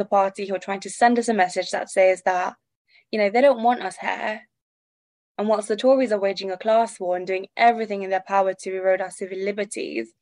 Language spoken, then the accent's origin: English; United Kingdom; I grew up in Tory Britain